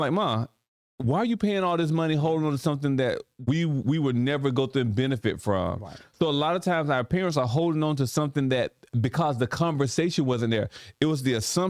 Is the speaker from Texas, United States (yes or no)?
no; Sparta, Georgia, United States; also born or lived in Millsville; And Sparta's our hometown. We love Sparta. Right. We love Sparta a lot. We were raised and born in Millsville, raised in Sparta as well.